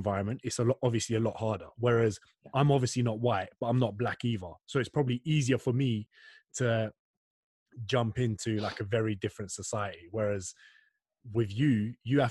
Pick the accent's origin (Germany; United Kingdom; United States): United Kingdom; London; moved away as an adult; now in Australia; we're both from East London. He's black, I'm Turkish.